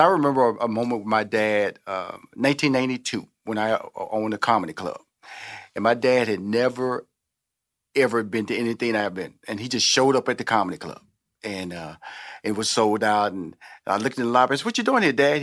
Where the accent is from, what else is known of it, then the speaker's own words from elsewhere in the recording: Houston, Texas, United States; I'm from Houston, Texas. I'm from the South.